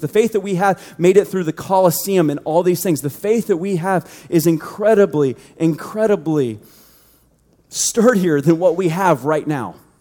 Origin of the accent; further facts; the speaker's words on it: United States; we grew up in the United States